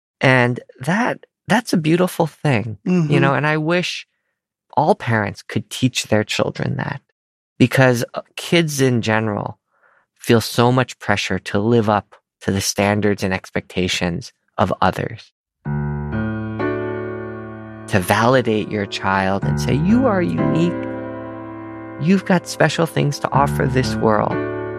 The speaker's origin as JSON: {"language": "English", "country": "United States", "said": "as an Asian American"}